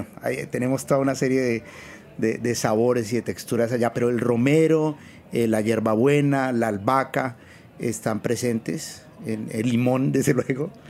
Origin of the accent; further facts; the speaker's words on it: Bogotá, Colombia; moved away as an adult; now in New York, United States; yo llegué en el 2000 de, de Colombia, de Bogotá, y la idea era eh, hacer, neurociencias.